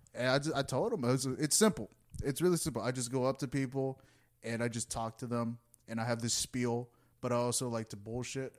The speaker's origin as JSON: {"language": "English", "country": "United States", "tie": "born or raised there", "said": "I was born in the U S"}